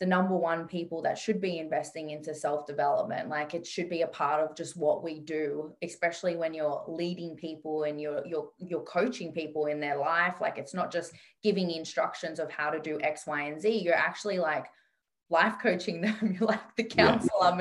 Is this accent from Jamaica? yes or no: no; Sydney, New South Wales, Australia; I grew up in Western Sydney